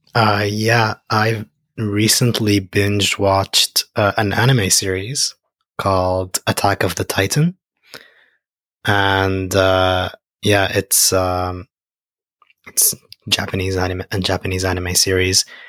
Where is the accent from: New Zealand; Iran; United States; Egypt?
Egypt; moved away; I'm from Egypt.